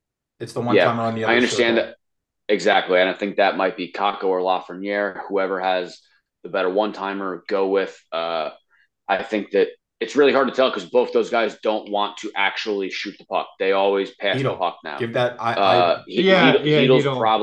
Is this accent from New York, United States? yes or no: yes; New York, United States; we are from New York